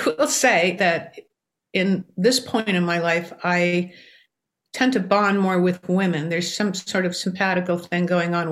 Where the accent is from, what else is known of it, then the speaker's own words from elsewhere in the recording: New York City, New York, United States; I grew up in New York City.